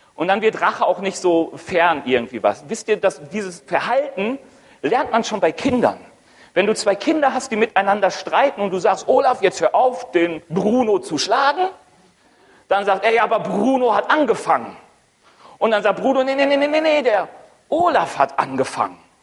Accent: Ruhr area, North Rhine-Westphalia, Germany; moved away as an adult; now in Roth, Germany; Komme eigentlich aus dem Ruhrgebiet

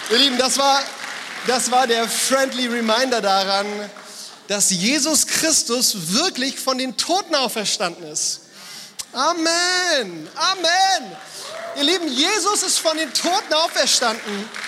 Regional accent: Frankfurt, Hesse, Germany; Bei uns in Frankfurt sagt man Gude.

